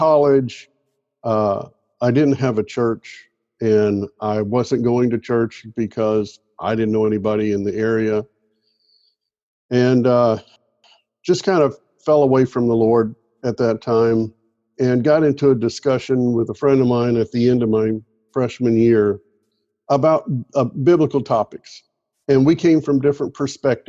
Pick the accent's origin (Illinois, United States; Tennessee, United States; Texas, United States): Tennessee, United States; Clarksville; moved away as an adult; now in Daphne, United States; Originally, I was born in Clarksville, Tennessee, and lived there until I went off to college. And growing up in Clarksville